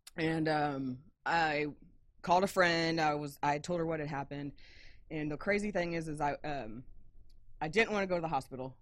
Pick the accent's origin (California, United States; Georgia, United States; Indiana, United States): Indiana, United States; moved away as an adult; I am originally from Indiana